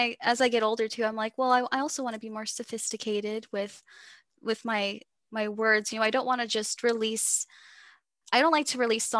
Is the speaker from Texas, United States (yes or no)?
yes; Texas, United States; accent: Texas; Sorry, you can hear my Texas accent.